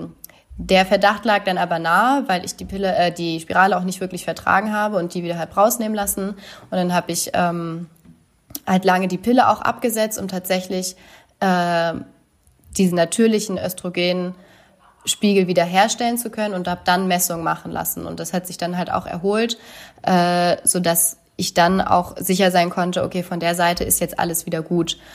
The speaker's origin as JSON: {"language": "German", "town": "Oldenburg", "region": "Lower Saxony", "country": "Germany", "tie": "born or raised there", "said": "mein Heimatort in Oldenburg"}